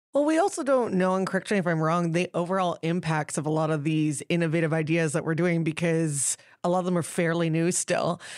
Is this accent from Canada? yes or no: yes; New Westminster, British Columbia, Canada; I grew up in Queen's Park in New Westminster